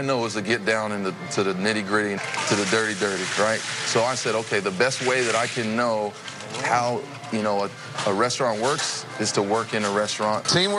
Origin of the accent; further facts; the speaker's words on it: Pennsylvania, United States; now in Bay Area, United States; I grew up in Pennsylvania